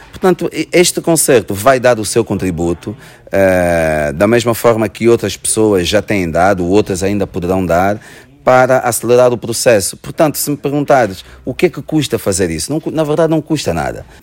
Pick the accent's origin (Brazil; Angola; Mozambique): Angola; Luanda Province; moved away as an adult; now in Portugal; Porque eu, eu vim de Angola com 18 anos e, e quando emigrei para Portugal eu já era muito angolano, não é?